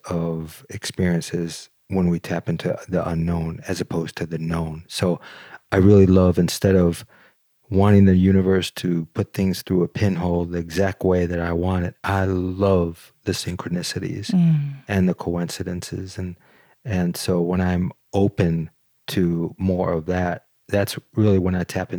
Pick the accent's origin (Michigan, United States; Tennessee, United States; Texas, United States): Michigan, United States; Detroit; I grew up in Detroit